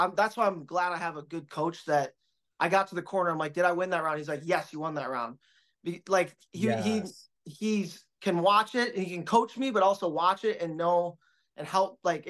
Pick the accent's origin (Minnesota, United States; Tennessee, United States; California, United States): Minnesota, United States; the difference is I came from Minnesota, so I know what cold is.